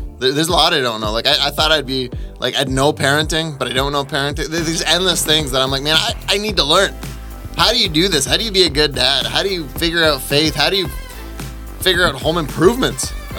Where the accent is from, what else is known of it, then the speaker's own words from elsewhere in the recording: Ontario, Canada; also born or lived in Mexico; I've spent my whole life here. I grew up in Mexico until I was 3. And then I crossed over to Canada before Trump built his wall. So that was very exciting. So I've been here my whole life.